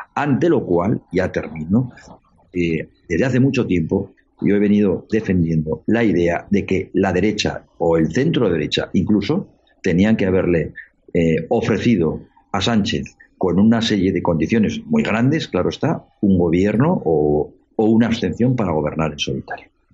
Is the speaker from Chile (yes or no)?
no; Spain; Somos los españoles